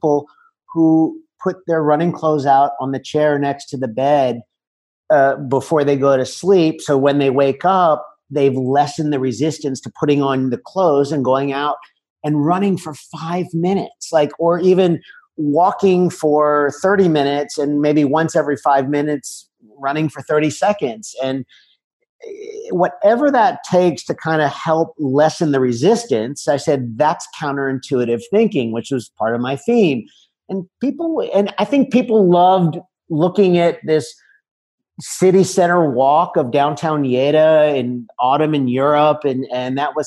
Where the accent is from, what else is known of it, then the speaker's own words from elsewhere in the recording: United States; moved away as an adult; now in La Seu d'Urgell, Spain; as an American visitor in the Olympic Village